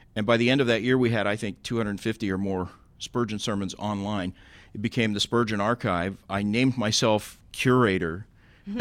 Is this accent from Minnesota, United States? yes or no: no; Tulsa, Oklahoma, United States; moved away; my hometown, Tulsa